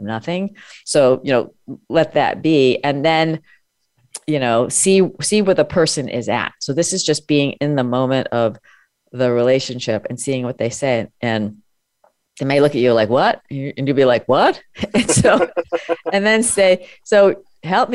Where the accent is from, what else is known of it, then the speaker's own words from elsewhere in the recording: United States; I was born and I grew up in America